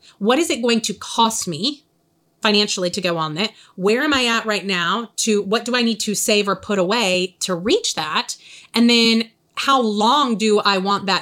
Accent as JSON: {"language": "English", "region": "the South", "country": "United States", "accent": "Southern", "said": "my Southern accent"}